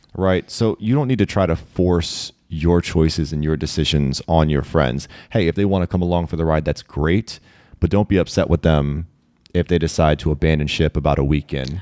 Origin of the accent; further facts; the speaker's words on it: Maryland, United States; being a Marylander